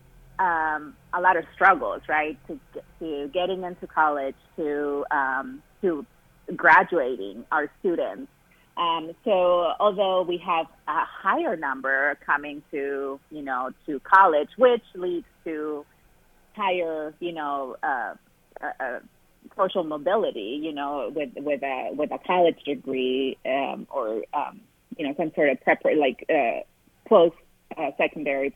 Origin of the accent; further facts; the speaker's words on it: Matamoros, Tamaulipas, Mexico; English is a second language; moved away as an adult; also born or lived in California; now in Ohio, United States; I grew up in a town called Matamoros, Tamaulipas, which is a border town right across from Brownsville, Texas. So I grew up in Mexico